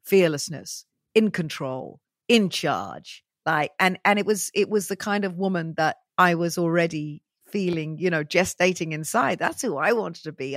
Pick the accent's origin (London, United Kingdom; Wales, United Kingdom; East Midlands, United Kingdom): Wales, United Kingdom; Welsh; I'm very Welsh, you know, I have that beaky look